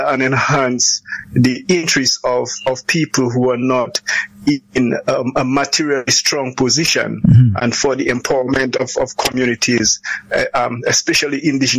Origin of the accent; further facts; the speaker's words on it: Kalinago Territory, Saint David, Dominica; growing up in the Kalinago territory